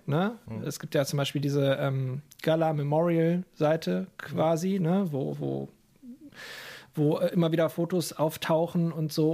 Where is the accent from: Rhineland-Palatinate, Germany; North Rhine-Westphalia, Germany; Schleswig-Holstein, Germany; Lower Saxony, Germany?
North Rhine-Westphalia, Germany; Lower Rhine area; ich komme ja, also wir kommen ja auch aus der Gegend vom Niederrhein, jetzt äh, etwas ländlicher als der Pott, aber es sind 20 Minuten nach Duisburg